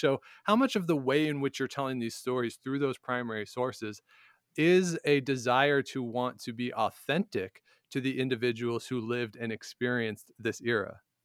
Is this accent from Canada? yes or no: yes; Canada; now in Ottawa, Canada; I'm here in Ottawa, I'm a Canadian